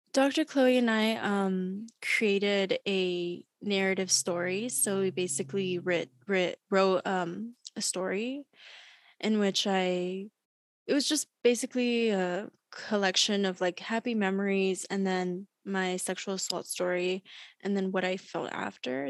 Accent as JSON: {"language": "English", "town": "Long Beach", "region": "California", "country": "United States", "tie": "born or raised there", "also_born_or_lived": "Berkeley, California", "said": "I was born and raised in Long Beach, California."}